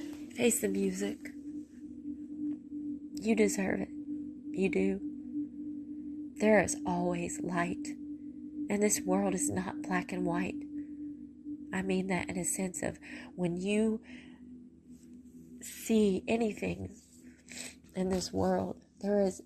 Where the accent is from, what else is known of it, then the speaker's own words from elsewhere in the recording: Mississippi, United States; I have sand from the beach in Mississippi. That's my hometown